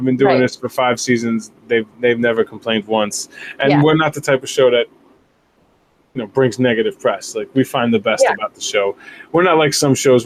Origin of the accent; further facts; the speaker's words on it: New York City, New York, United States; I grew up in the Bronx